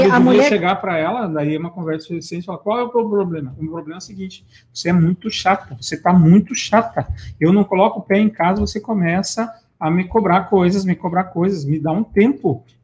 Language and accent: Portuguese; Ponta Grossa, Paraná, Brazil; moved away; Minha terra natal, Ponta Grossa.